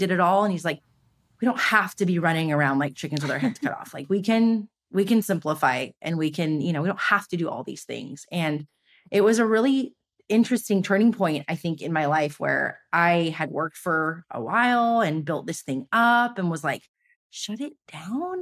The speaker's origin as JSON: {"language": "English", "town": "Los Angeles", "region": "California", "country": "United States", "tie": "born or raised there", "said": "I grew up here in Los Angeles. I'm born and raised here"}